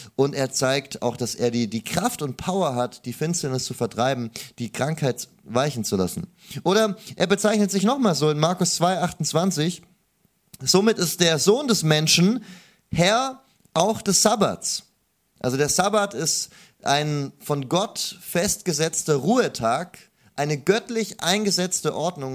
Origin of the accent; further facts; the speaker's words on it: Stuttgart, Baden-Württemberg, Germany; ich bin äh, aus Stuttgart, also gar nicht so weit weg